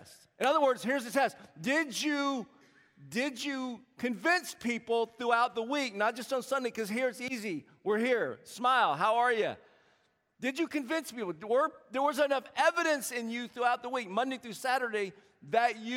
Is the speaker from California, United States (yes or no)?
no; South Carolina, United States; moved away as an adult; now in Bay Area, United States; I'm born and raised in South Carolina, and every now and then you can tell with the accent.